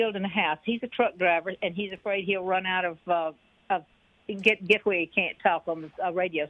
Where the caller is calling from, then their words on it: Houston, Mississippi, United States; Calling from Houston.